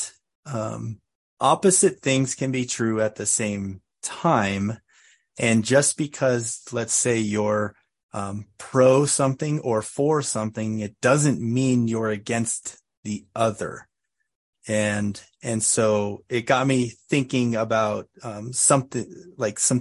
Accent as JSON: {"language": "English", "country": "United States", "said": "I'm from America"}